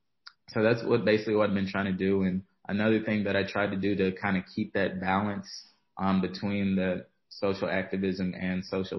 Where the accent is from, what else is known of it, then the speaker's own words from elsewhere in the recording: Vicksburg, Mississippi, United States; I was born and raised in Mississippi, Vicksburg, Mississippi